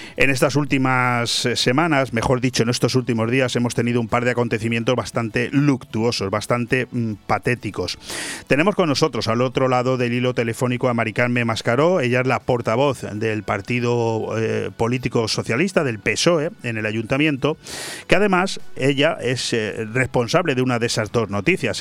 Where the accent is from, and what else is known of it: Spain